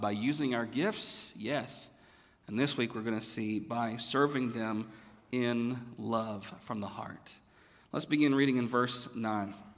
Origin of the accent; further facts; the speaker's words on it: the South, United States; moved away as an adult; now in Texas, United States; I'm from the South